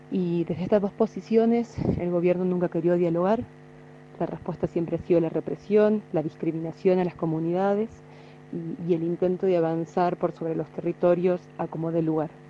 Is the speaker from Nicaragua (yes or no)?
no; Jujuy, Argentina; trabajo en investigación, en etnobotánica, en, la provincia de Jujuy, de donde soy y vivo en Tilcara